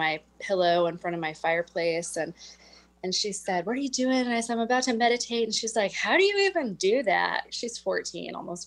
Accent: Midwest, United States; now in Whidbey Island, United States; I grew up in the Midwest

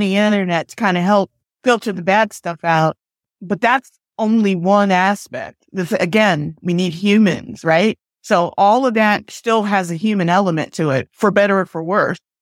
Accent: United States; also born or lived in Port Arthur, Texas; now in Pasadena, United States; I grew up on the East Coast in New York and New Jersey.

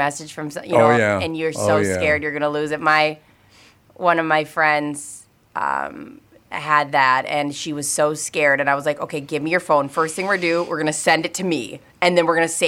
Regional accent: Minnesota, United States

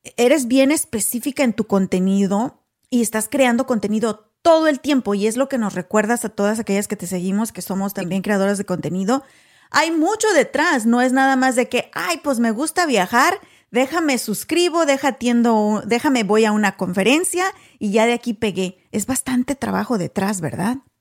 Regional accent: Apaseo el Alto, Guanajuato, Mexico; first language Spanish; moved away as an adult; now in United States; soy originaria de Apaso el Alto, Guanajuato

